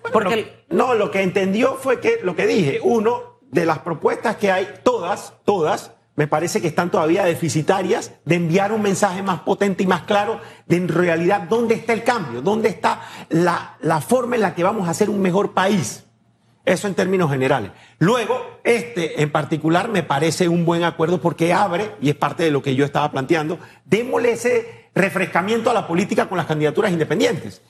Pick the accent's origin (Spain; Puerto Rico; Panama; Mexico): Panama; como un panameño más